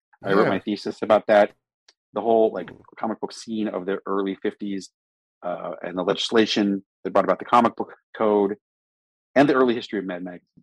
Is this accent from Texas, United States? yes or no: no; Maryland, United States; I'm from Maryland